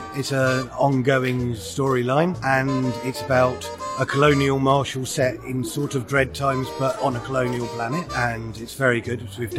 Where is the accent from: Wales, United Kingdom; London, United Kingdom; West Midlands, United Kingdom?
West Midlands, United Kingdom; Birmingham; I live here. I come from Birmingham.